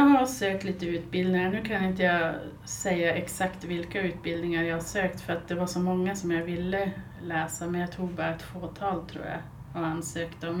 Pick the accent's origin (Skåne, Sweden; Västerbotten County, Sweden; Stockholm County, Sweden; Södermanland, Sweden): Västerbotten County, Sweden; Byske; moved away as an adult; also born or lived in Malmö / Gothenburg / Alingsås; now in Skellefteå, Sweden; Sen har jag flyttat tillbaks till Byske där jag är född och uppvuxen och sen hamnade jag i Skellefteå igen